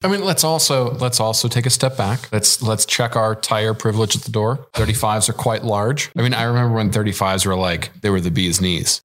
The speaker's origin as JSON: {"language": "English", "region": "Midwest", "country": "United States", "said": "I'm from the Midwest."}